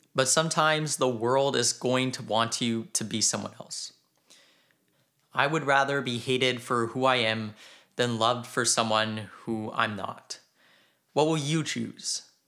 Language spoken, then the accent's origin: English; Canada; I am Canadian